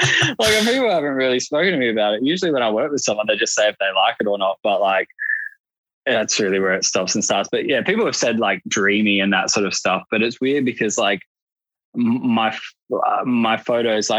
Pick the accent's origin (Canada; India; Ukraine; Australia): Australia; I'm Australian